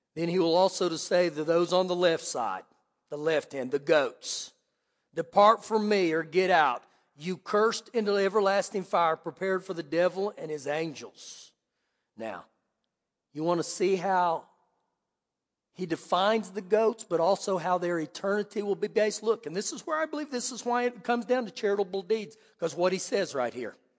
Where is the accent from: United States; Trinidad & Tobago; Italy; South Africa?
United States